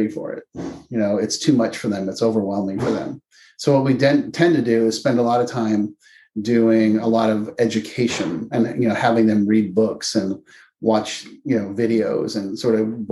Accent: Palo Alto, California, United States; I grew up in Palo Alto, California

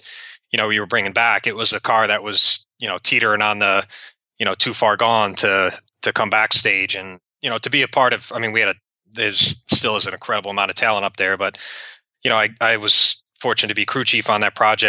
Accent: Cleveland, Ohio, United States; moved away as an adult; also born or lived in Kansas; I was going from Cleveland to Kansas

